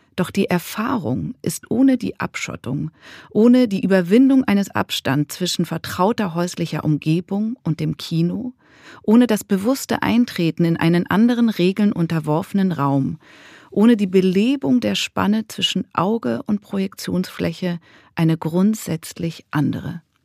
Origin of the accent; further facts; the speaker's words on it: Zurich, Switzerland; aus Zürich, wo ich herkomme